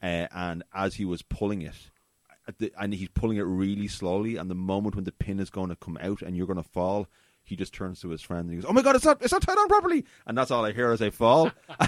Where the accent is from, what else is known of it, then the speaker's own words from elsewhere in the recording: Australia; Yeah, all right, yeah, I'm Australian, working in New Zealand.